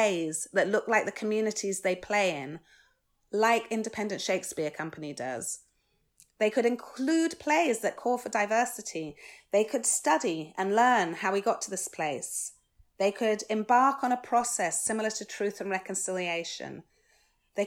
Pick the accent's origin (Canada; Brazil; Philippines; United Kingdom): United Kingdom; I'm British, born and bred